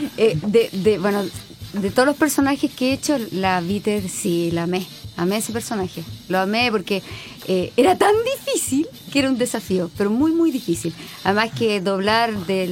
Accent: Chile

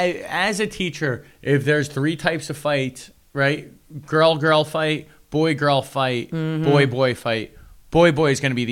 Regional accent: LaGrange, New York, United States; I grew up in LaGrange, New York.

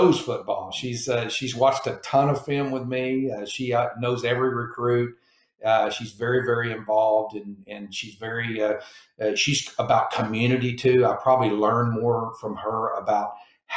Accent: Mesquite, Texas, United States; moved away as an adult; now in Hawaii, United States; growing up in it was basically a suburb of Dallas, Texas, a place called Mesquite, Texas

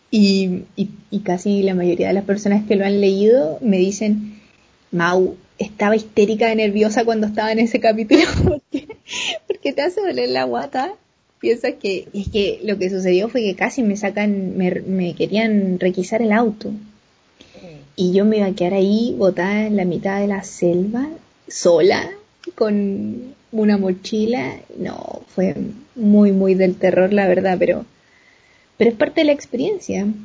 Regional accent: Valparaíso, Chile; moved away; Nací pues, y, toda mi vida fue en Valparaíso. no solo el Cerro Placeres, sino que estudié en un liceo de la Avenida Argentina.

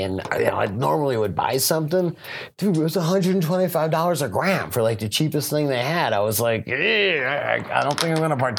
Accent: Colorado, United States; we're both from Colorado

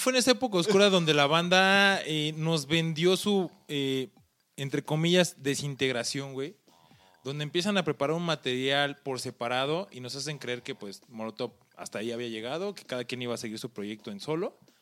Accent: Mexico

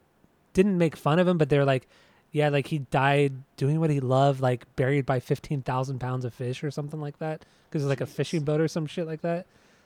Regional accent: Southern California, United States; we're obviously from Southern California.

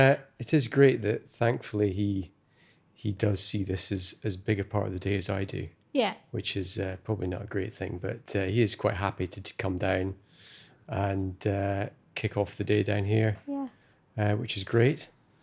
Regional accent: Scotland, United Kingdom; it's where I was born and brought up in Scotland, perhaps had that a long time ago, but I certainly haven't lived anywhere really in Scotland where you've got so much small independent businesses on a doorstep

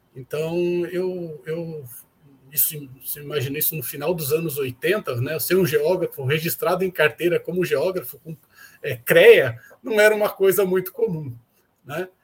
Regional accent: São Paulo, Brazil; now in Uberlândia, Brazil; eu sou paulistano, né? Eu sou nascido e criado é, na capital de São Paulo

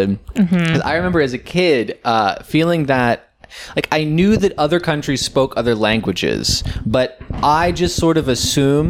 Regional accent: Pennsylvania, United States; moved away; when I was growing up in Pennsylvania

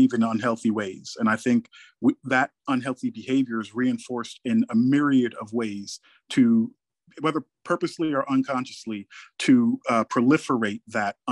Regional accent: New York City, New York, United States; me growing up in Brooklyn

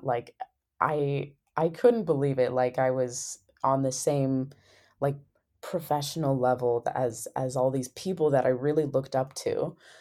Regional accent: Sequim, Washington, United States; moved away as an adult; my hometown, Squim

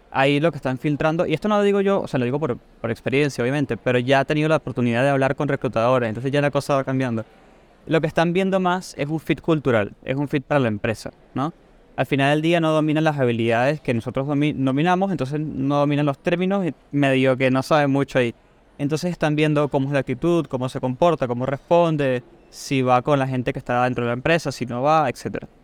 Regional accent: Venezuela; now in Argentina; tengo Argentina ya siete años, pero soy de Venezuela, así que es, probable que mi acento lo noten como medio raro, como deformado, ¿no?

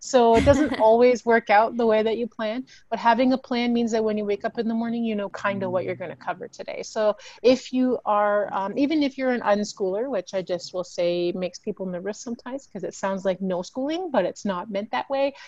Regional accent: Canada; as Canadians, we have this really interesting melange of like different measurements

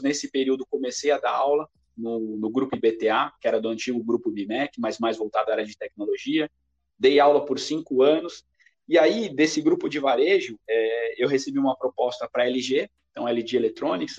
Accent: São Paulo, Brazil; also born or lived in Cabreúva; nascido e criado na zona leste de São Paulo, mais especificamente no bairro do Tatuapé

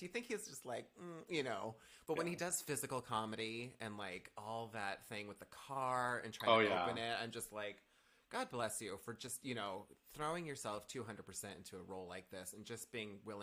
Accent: Northern California, United States; I was born in Northern California.

